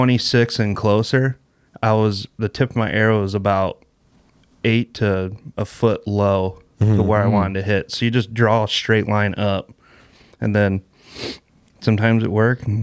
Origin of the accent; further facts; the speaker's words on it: Port Byron, Illinois, United States; also born or lived in Geneseo, Illinois; I'm from Geneseo, Illinois. Grew up in Port Byron.